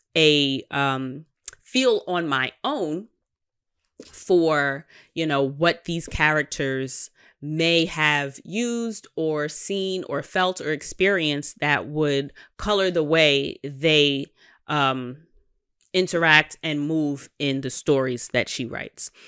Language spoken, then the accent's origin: English; New York, United States; I am a New Yorker